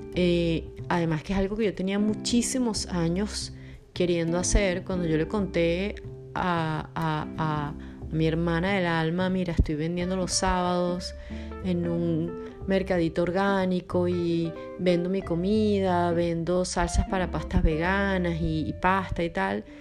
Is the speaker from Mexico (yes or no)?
no; Venezuela; moved away as an adult; also born or lived in Belo Horizonte, Brazil / Buenos Aires, Argentina / Rzeszów, Poland; now in Porto, Portugal; soy venezolana y por cuestiones de la vida he vivido en varios lugares